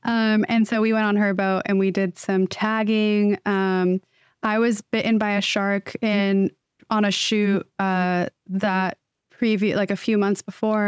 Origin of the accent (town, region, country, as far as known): Bay Area, Northern California, United States; born or raised there